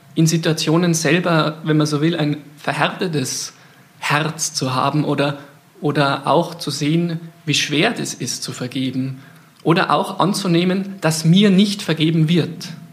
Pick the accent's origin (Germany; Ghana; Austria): Austria; ich bin Österreicher